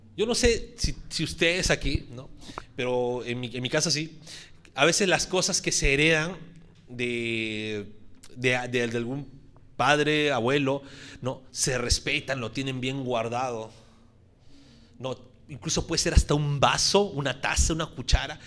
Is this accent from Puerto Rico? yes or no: yes; Puerto Rico; estoy hablando como puertorriqueño